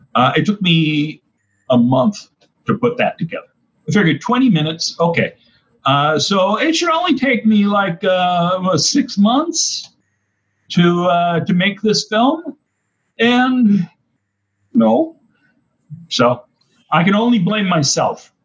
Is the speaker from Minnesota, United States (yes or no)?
no; Oshkosh, Wisconsin, United States; now in Clearwater, United States; when I was growing up in Oshkosh, Wisconsin